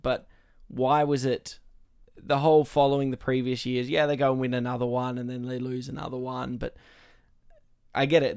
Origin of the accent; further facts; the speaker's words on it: Australia; being Australian and getting that patriotism aspect